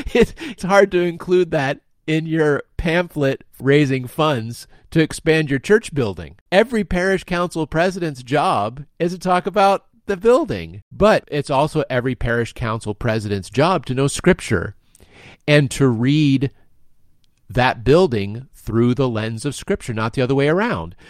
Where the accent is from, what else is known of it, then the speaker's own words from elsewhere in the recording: United States; as an American of the twenty-first century